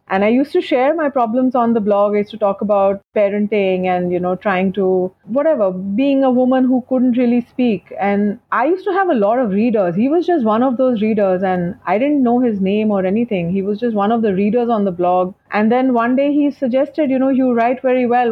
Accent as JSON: {"language": "English", "region": "Dubai", "country": "United Arab Emirates", "tie": "born or raised there", "said": "I was brought up in Dubai"}